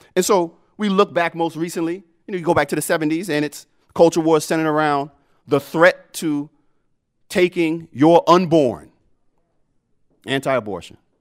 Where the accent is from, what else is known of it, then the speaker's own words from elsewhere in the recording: New York City, New York, United States; accent: Brooklyn; moved away; the Brooklyn in me